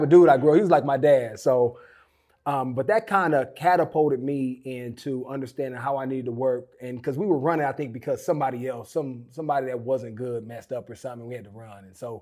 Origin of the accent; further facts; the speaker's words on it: Oakland, California, United States; I grew up in Oakland